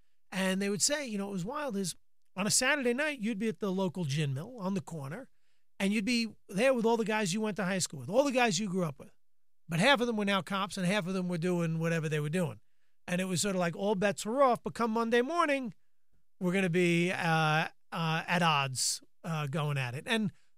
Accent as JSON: {"language": "English", "town": "Long Island", "region": "New York", "country": "United States", "lives_now": "Manhattan, United States", "said": "once I moved into Manhattan from Long Island in 1990, and I had no money, I would just walk around the city."}